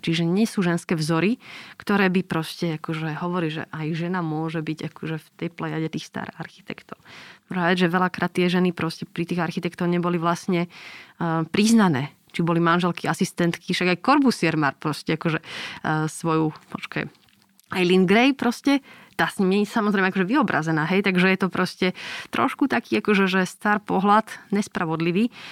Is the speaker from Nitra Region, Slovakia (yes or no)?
yes; Nitra, Nitra Region, Slovakia; ja som z Nitry, že okraj Chrenova do centra vlastne od detstva som chodila pešo na gymnázium